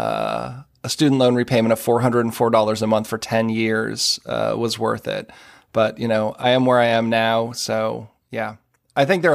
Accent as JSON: {"language": "English", "town": "Marlborough", "region": "Massachusetts", "country": "United States", "tie": "born or raised there", "said": "I grew up in Marlboro, Mass."}